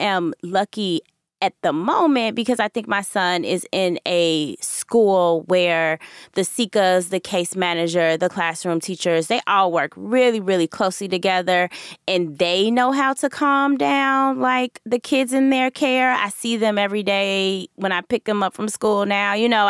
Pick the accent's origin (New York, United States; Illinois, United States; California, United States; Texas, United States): Illinois, United States; Chicago; but just as a Chicagoan, is the idea or the rumblings that the White Sox where the White Sox owner may want to move the team